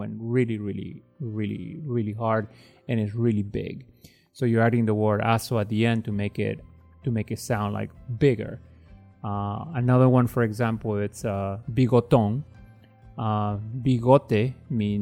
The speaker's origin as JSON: {"language": "English", "country": "United States", "tie": "born or raised there", "said": "I grew up here in the United States"}